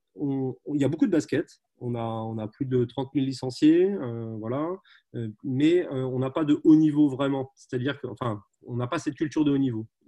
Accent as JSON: {"language": "French", "region": "Brittany", "country": "France", "said": "je suis breton d'origine, hein, on est très attaché à notre région"}